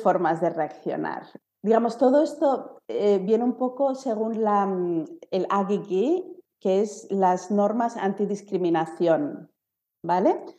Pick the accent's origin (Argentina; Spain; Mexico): Spain; now in Germany; soy de España